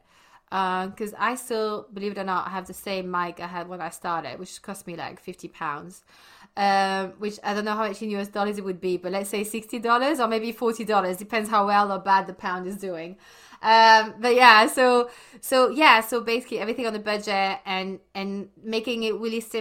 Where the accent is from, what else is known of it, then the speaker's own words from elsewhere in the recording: Brussels, Brussels-Capital Region, Belgium; moved away as an adult; I was born and bred in Belgium, in Brussels, in the French-speaking side. And I left when I was 18.